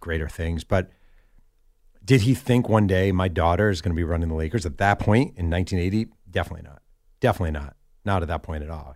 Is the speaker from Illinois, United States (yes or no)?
no; New York, United States; now in Southern California, United States; I'm from New York